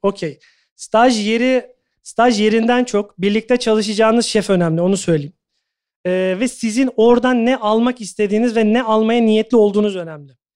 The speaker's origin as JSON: {"language": "Turkish", "country": "Turkey", "also_born_or_lived": "Doha, Qatar / London, United Kingdom", "moved": "as an adult", "said": "hepimiz Türküz, Türk mutfağını biliyoruz aşağı yukarı."}